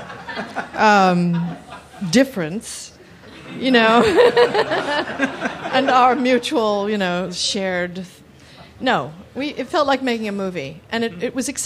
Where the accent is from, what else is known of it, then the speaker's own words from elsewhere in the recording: New Jersey, United States; I'm from New Jersey